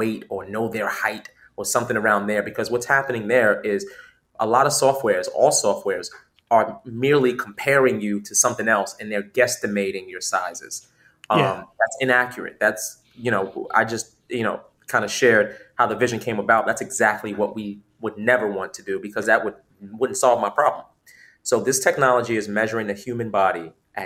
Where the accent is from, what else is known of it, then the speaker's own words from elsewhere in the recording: New York City, New York, United States; fashion has always been a big part of kind of growing up in New York City.